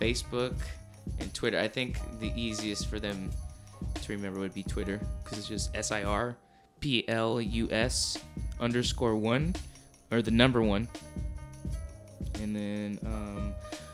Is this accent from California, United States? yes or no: yes; Orange County, California, United States; Whenever I say I'm from Orange County, people think I'm from the beach